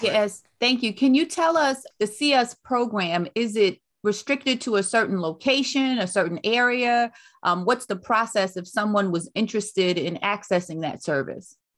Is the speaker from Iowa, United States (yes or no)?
no; New York City, New York, United States; moved away; also born or lived in North Carolina; I was born and raised in Brooklyn, New York, but my mother, um, moved us back to North Carolina